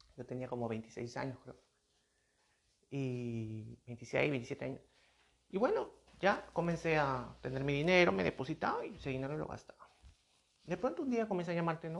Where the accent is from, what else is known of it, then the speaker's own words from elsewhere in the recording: Peru; aquí en mi país, en mi país son soles